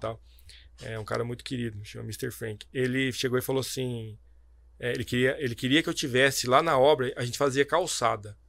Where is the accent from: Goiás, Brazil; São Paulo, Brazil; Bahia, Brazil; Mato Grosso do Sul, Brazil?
São Paulo, Brazil; Fartura; also born or lived in Botucatu; Eu cresci na cidade de Fartura, São Paulo. Nasci em Botucatu, cresci na cidade de Fartura.